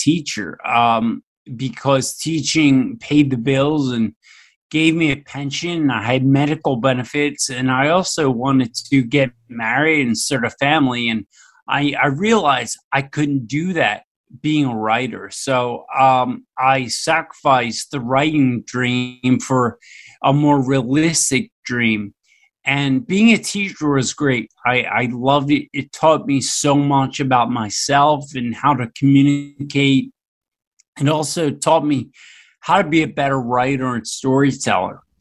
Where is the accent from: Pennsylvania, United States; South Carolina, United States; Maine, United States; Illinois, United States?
Pennsylvania, United States; Philadelphia; born or raised there